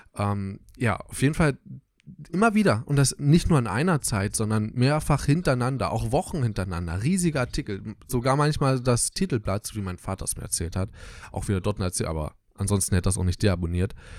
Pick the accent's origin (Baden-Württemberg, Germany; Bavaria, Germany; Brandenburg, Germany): Brandenburg, Germany; Southern; wir kommen aus Südbrandenburg